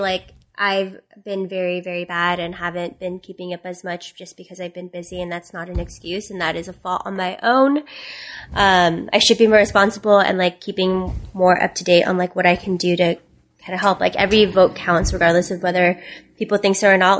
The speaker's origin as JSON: {"language": "English", "country": "Philippines", "tie": "born or raised there", "moved": "yes", "said": "I wasn't born here. I was born in the Philippines"}